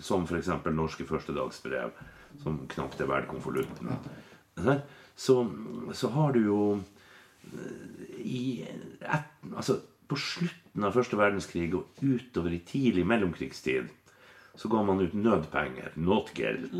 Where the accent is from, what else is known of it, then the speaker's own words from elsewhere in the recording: Finnmark, Norway; i Finnmark, der jeg er fra